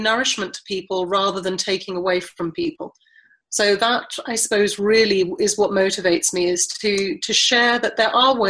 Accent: South Africa; moved away; I was brought up in South Africa during apartheid, but we went to a mixed race school.

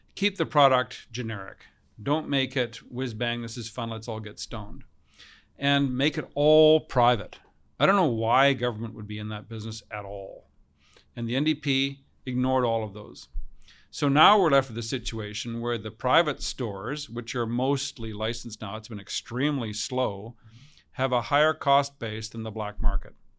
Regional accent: Kamloops, British Columbia, Canada; also born or lived in Australia; we arrived in Kamloops from Australia when I was four years old

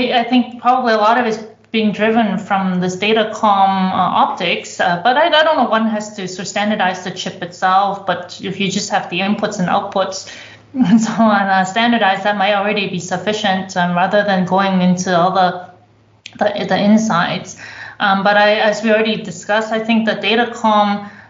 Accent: Canada; also born or lived in Toronto; now in Germany; I come from Canada.

